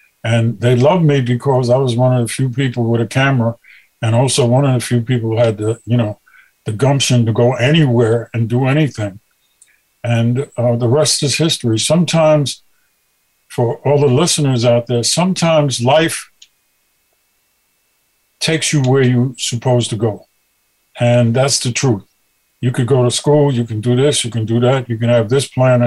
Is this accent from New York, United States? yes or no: yes; New York City, New York, United States; I grew up in Brooklyn